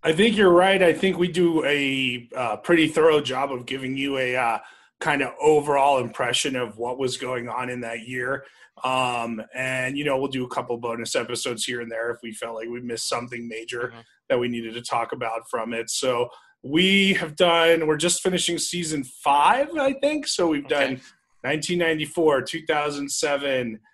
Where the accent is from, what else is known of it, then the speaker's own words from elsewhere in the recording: New Jersey, United States; now in Las Vegas, United States; I grew up in New Jersey